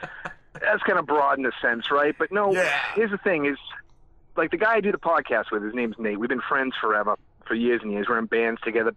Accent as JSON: {"language": "English", "region": "New England", "country": "United States", "tie": "born or raised there", "also_born_or_lived": "New Jersey", "said": "But no, I was born in New England, raised there. I've lived a little bit everywhere. I lived in New Jersey, actually, for a little bit."}